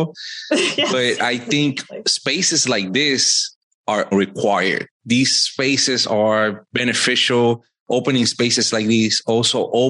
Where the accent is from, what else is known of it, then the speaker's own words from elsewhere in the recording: Puerto Rico; moved away as an adult; also born or lived in Virginia / Washington, D.C.; now in Fayetteville, United States; I am originally born and raised in Puerto Rico. Life brought me to Virginia 9 years ago